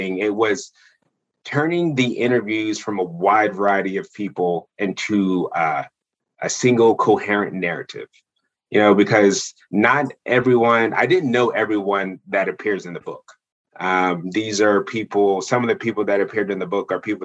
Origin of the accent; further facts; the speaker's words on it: New Jersey, United States; born and raised in South Jersey